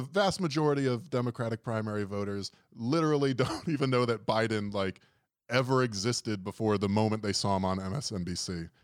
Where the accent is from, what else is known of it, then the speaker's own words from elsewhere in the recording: Fort Lauderdale, Florida, United States; I'm from Fort Lauderdale, Florida